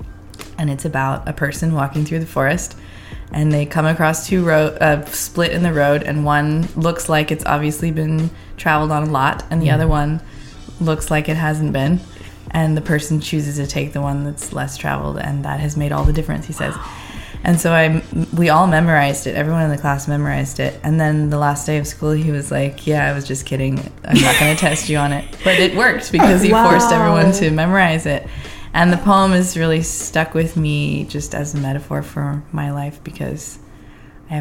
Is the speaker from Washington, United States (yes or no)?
yes; Seattle, Washington, United States; also born or lived in Redmond, Washington; I grew up mostly in Seattle, in many different parts of Seattle